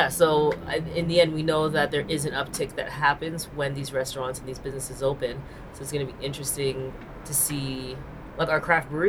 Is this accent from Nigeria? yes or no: no; Canada; That's not how we say it in Canada.